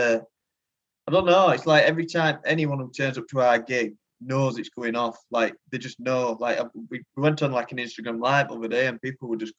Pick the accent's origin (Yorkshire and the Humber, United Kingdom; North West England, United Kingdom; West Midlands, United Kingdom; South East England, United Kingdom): Yorkshire and the Humber, United Kingdom; Rotherham; we're like from the Rotherham area, like Rotherham Barnsley area.